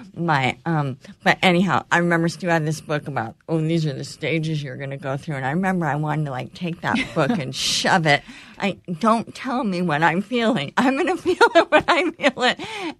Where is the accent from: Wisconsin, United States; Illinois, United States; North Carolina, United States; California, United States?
California, United States; moved away; I grew up in California going to my grandparents' cabin on a lake for as long as I can remember